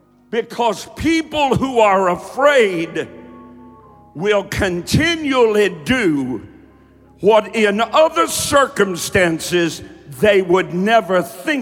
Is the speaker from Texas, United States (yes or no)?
no; Kentucky, United States; accent: southern drawl; because I'm from Kentucky, and I spent a whole lot of my early preaching days teaching myself not to have such a southern drawl. I mean, I used to take three syllables to say at. It's the way I talked. It's the way I was raised.